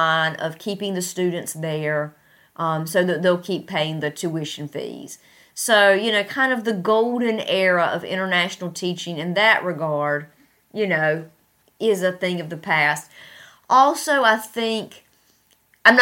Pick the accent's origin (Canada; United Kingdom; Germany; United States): United States; moved away as an adult; now in Tashkent, Uzbekistan; At the primary university in my hometown that has, that's very prestigious